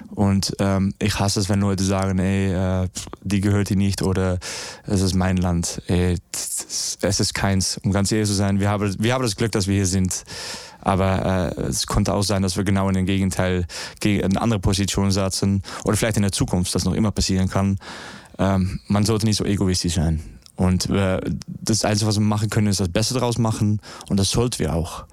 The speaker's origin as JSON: {"language": "German", "country": "Netherlands", "second_language": "German", "said": "ich komme aus Holland, wir, wir wohnen unter Meereslevel"}